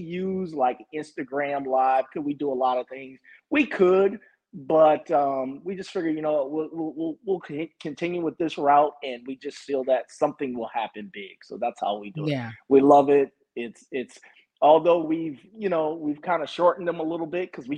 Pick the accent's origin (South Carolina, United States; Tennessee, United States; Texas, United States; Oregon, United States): South Carolina, United States; Walterboro; we grew up together in my hometown, mm-hmm. which is a small town, Walterboro, South Carolina.